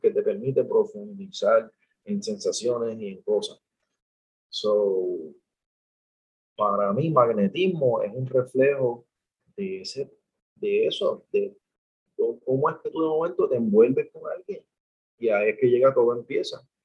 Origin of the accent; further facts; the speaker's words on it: Puerto Rico; mi situación actual como puertorriqueño